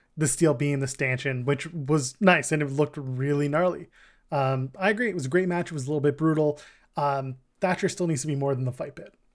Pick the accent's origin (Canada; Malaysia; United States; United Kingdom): Canada; We're Canadian.